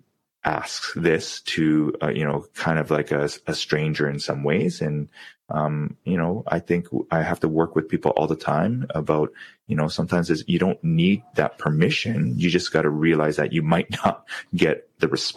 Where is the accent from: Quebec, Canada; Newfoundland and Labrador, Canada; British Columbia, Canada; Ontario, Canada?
British Columbia, Canada; Vancouver; growing up in Vancouver